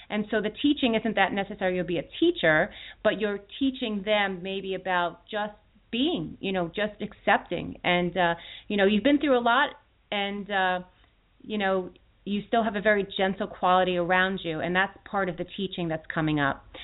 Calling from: Philadelphia, Pennsylvania, United States; I'm calling from Philadelphia, PA.

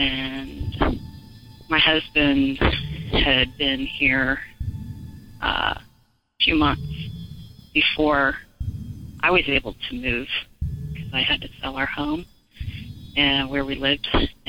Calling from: South Carolina, United States; I'm calling from South Carolina

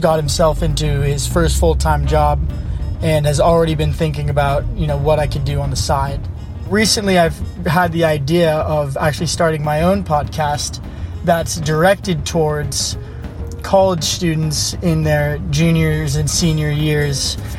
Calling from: Alamo, California, United States; I'm calling you from Alamo, California, but I'm working in the Silicon Valley. I'm a freshly graduated college student that just got himself into his first full-time job

